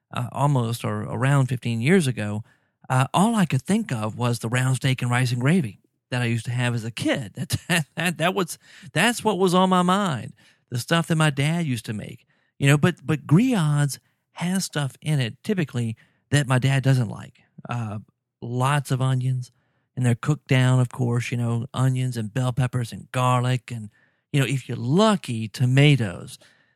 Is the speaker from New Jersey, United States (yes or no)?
no; Baton Rouge, Louisiana, United States; here I am from South Louisiana. Grew up in Baton Rouge. I've been living in New Orleans and then the North Shore, north of Lake Pontchartrain now for, golly, I don't know, 15 years or more.